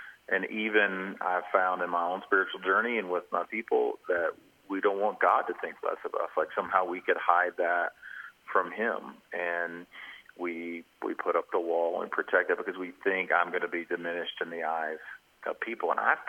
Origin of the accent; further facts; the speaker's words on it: Georgia, United States; also born or lived in Arkansas; I'm actually from Georgia. Lived in Arkansas, but I want to give my home state credit, so I'm a Georgia Bulldog at heart.